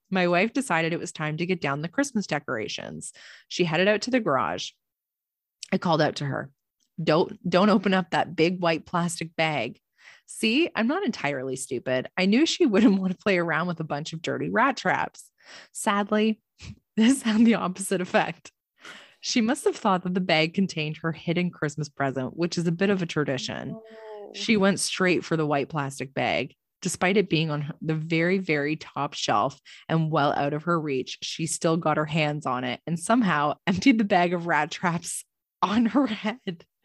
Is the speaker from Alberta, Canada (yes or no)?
yes; Alberta, Canada; So a bit of a backstory. I'm a Canadian ooh, ooh, from Alberta.